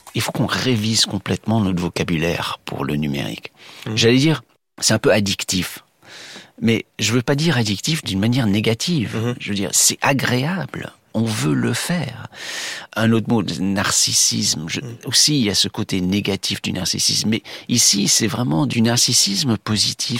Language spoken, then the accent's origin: French; United States; chez nous, aux États-Unis